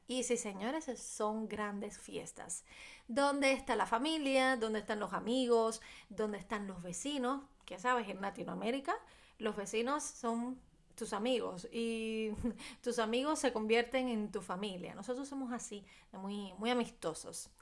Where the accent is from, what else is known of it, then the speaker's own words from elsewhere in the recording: Cuba; en mi país